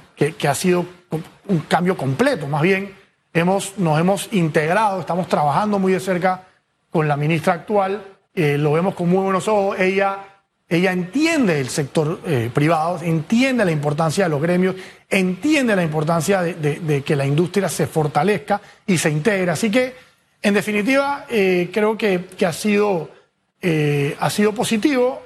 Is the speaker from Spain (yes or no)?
no; Panama; somos todos los panameños